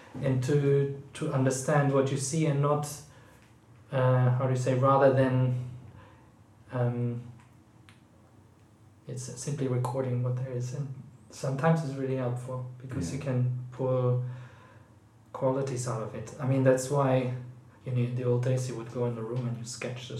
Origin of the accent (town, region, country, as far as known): Aachen, North Rhine-Westphalia, Germany; born or raised there; moved away as an adult; now in London, United Kingdom